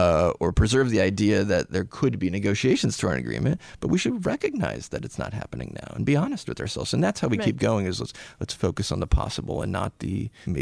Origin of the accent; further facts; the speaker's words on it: Phoenix, Arizona, United States; So it's an interesting story. I grew up in Northwest Phoenix, so the other side of Phoenix from Scottsdale